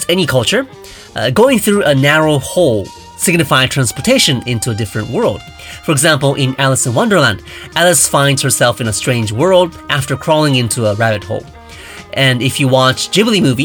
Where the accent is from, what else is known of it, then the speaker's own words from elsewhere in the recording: Japan; I grew up in Japan